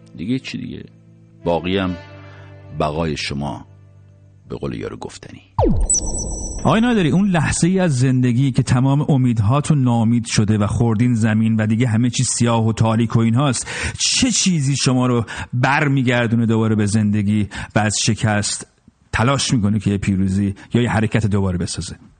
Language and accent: Persian; Iran; ما ایرانی هستیم